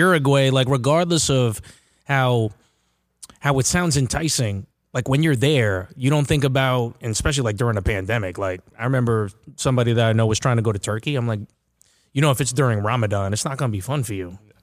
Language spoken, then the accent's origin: English; Uniondale, New York, United States; so I'm from Uniondale